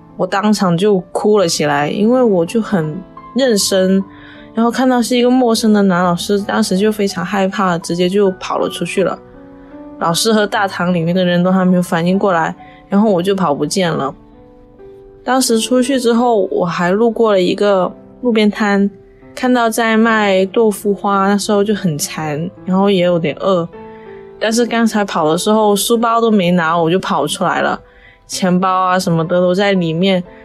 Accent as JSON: {"language": "Chinese", "country": "Macau", "said": "十八岁，我来自澳门，现在是一名大一的学生"}